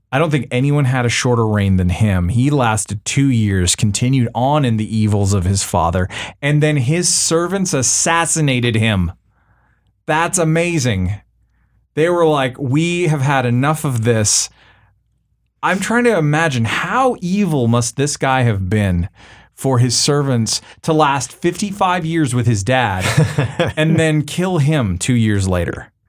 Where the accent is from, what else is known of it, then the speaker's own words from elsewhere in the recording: Canada; now in United States; you know as a Canadian